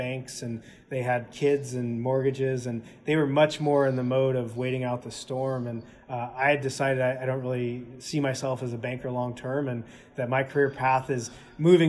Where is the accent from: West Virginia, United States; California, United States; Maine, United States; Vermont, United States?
California, United States; Southern; I grew up in Southern California